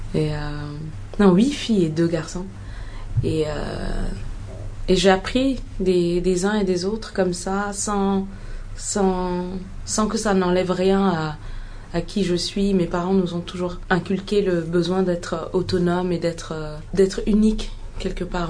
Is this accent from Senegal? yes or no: no; Mali; also born or lived in Ghana; en grandissant au Mali et en Afrique en général, j'ai grandi entre le Ghana et le Mali